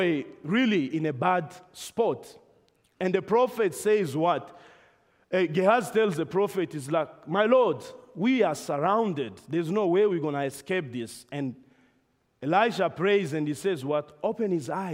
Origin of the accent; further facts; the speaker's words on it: Namibia; moved away; we were back in my home country, Namibia